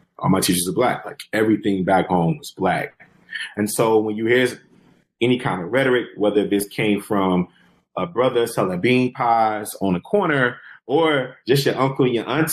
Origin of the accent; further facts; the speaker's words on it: Detroit, Michigan, United States; growing up in Detroit, you know, we have a lot of street selling like novels